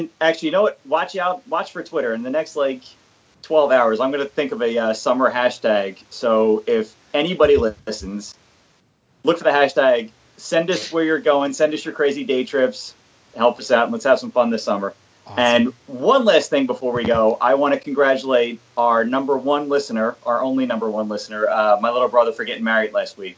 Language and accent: English; Philadelphia, Pennsylvania, United States; where I grew up in Philadelphia